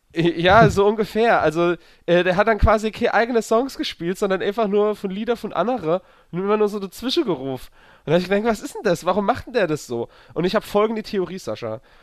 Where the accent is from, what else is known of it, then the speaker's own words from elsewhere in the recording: near Zweibrücken, Rhineland-Palatinate, Germany; moved away; das war so eine der Nähe von Zwerbricke. Und äh, deswegen bin ich an die Heimat gefahren